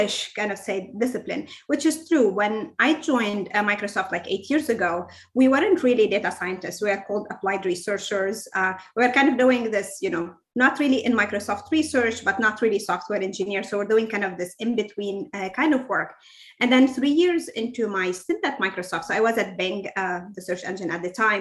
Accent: Lebanon; moved away as an adult; now in Seattle, United States; So I'm Lebanese originally. I grew up in Lebanon up until I was 21 when I came here for my PhD

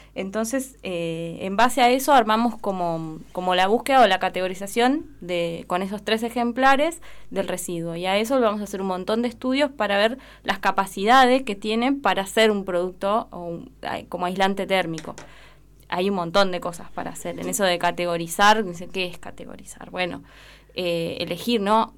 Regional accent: Junín de los Andes, Neuquén, Argentina; moved away as an adult; also born or lived in La Plata; now in Esquel, Argentina; Yo soy oriunda de Junín de los Andes

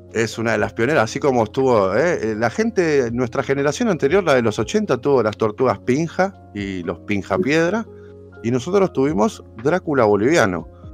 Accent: Argentina; nosotros, como argentinos que defendemos la educación pública

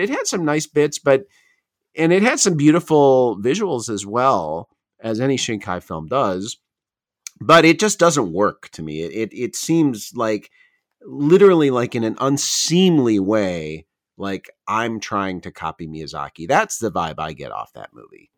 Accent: Chicago, Illinois, United States; born or raised there; moved away as an adult; also born or lived in Tokyo, Japan; now in Japan

